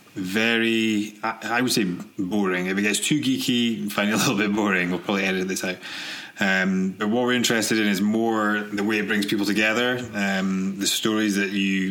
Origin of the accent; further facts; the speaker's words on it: Aberdeen, Scotland, United Kingdom; moved away as an adult; also born or lived in Glasgow / Manchester; now in California, United States; I grew up in Aberdeen.